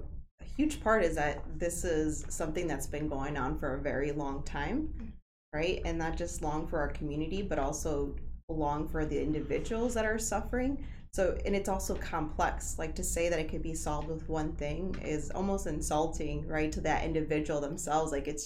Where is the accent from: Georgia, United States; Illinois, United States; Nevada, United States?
Illinois, United States; Aurora; I grew up in Aurora